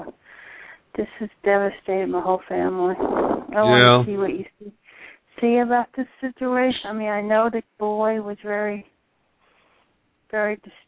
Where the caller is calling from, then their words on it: West Palm Beach, Florida, United States; Hi, this is … from West Palm Beach.